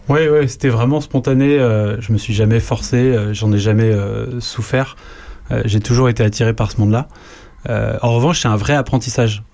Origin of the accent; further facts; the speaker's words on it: Lyon, Auvergne-Rhône-Alpes, France; moved away as an adult; also born or lived in Toulouse / Paris / Germany; je suis né, j'ai grandi à Lyon, j'ai fait mes études à Lyon.